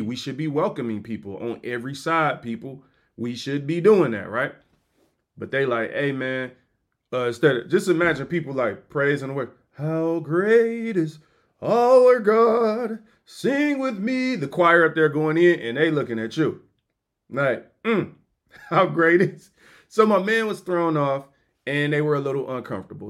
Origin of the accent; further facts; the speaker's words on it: United States; I'm American.